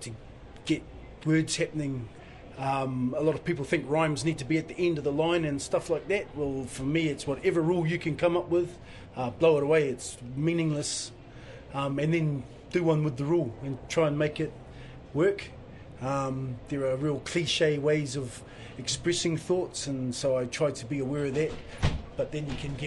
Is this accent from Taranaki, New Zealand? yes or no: yes; Waitara, Taranaki, New Zealand; moved away; also born or lived in Australia; I come from Waitara. I was living in Australia till 5 years ago